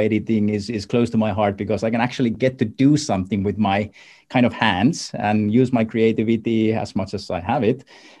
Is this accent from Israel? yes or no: no; Finland; I come from Finland